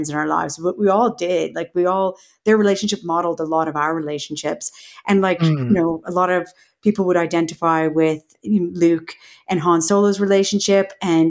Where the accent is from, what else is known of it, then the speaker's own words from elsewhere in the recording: Canada; growing up in Canada